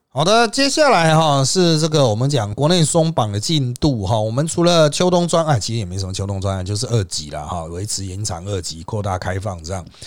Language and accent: Chinese; Taiwan; 我们台湾人